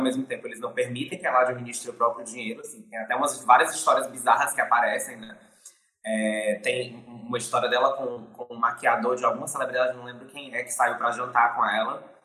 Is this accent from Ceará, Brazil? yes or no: yes; Fortaleza, Ceará, Brazil; eu sou fortalezense aqui do Ceará, nordestino